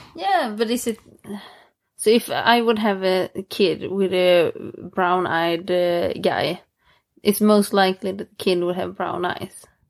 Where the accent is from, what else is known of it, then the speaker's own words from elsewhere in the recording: Småland, Sweden; English is a second language; moved away; I'm from Småland, even if I don't live there.